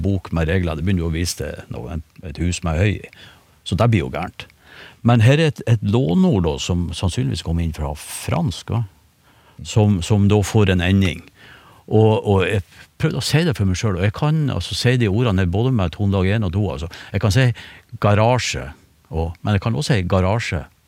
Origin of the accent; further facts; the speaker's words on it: Northern Norway, Norway; Nå er jeg nordlending